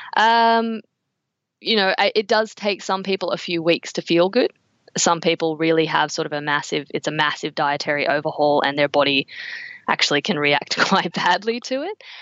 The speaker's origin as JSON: {"language": "English", "town": "Canberra", "region": "Australian Capital Territory", "country": "Australia", "tie": "born or raised there", "said": "I grew up in Canberra."}